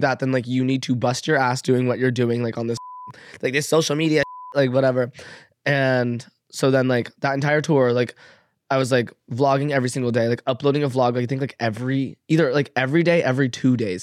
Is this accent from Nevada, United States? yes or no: yes; Las Vegas, Nevada, United States; moved away; I grew up in Vegas